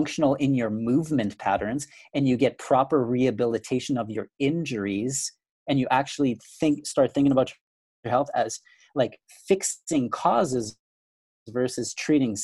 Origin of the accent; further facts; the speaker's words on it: Canada; now in Grand Rapids, United States; I'm originally Canadian, for all those who are listening and wondering where I'm from. Grew up in Canada, but I now live in the US